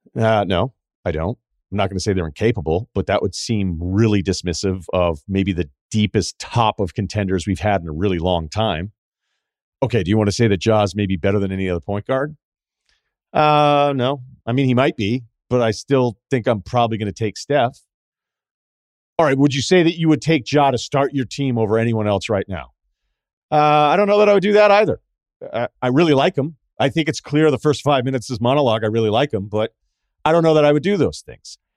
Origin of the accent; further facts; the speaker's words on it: New England, United States; also born or lived in Boston; I'm from New England and, and lived in Boston for a while